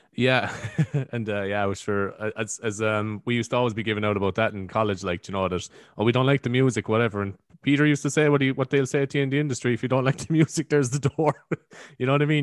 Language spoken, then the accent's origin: English; Carrigtwohill, Munster, Ireland; accent: East Cork; I'm actually from Carrigtool